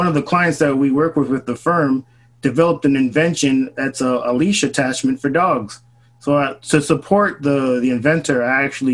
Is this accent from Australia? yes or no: no; Brampton, Ontario, Canada; now in San Diego, United States; I'm originally from Canada. I'm from a city called Brampton. It's a suburb of Toronto.